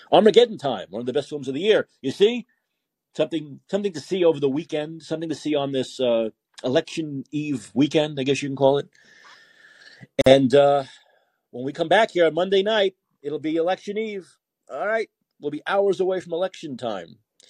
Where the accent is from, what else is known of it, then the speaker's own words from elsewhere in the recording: New York, United States; moved away as an adult; now in San Francisco, United States; I was growing up in New York in the 90s, well, 80s and 90s, but I worked in radio in the 90s.